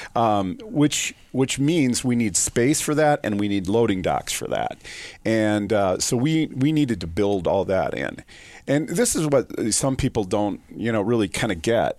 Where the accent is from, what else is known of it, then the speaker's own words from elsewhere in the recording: Sioux Falls, South Dakota, United States; also born or lived in Vermillion, South Dakota; I was born and raised in Sioux Falls, South Dakota